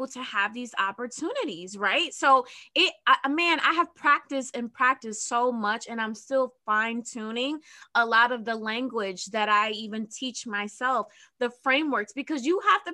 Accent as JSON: {"language": "English", "region": "New Jersey", "country": "United States", "said": "I'm from Jersey"}